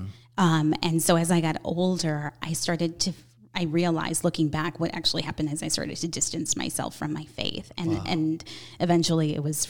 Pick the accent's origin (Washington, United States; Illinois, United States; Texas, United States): Illinois, United States; Chicago; I grew up Catholic, grew up in a small little Italian neighborhood here in Chicago called the Heart of Chicago.